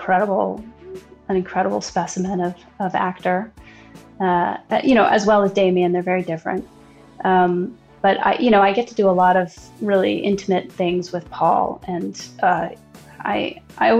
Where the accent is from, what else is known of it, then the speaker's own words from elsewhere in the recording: New York City, New York, United States; I grew up in New York and I went to public schools my whole life